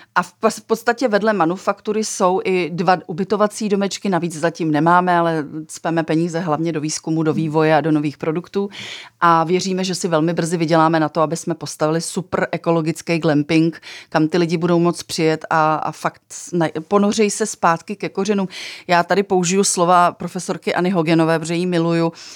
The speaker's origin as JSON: {"language": "Czech", "country": "Czechia"}